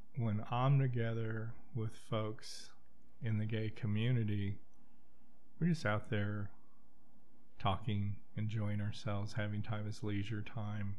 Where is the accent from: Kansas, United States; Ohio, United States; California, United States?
Kansas, United States; Wichita; moved away; I'm from Wichita, Kansas